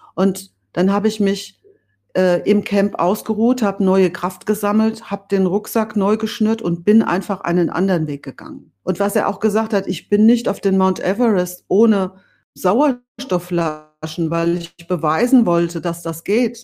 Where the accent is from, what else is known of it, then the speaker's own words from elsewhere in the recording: Bad Orb, Hesse, Germany; ich stamme ja aus Bad Orb im Spessart und aufgewachsen bin ich auf der Wegscheide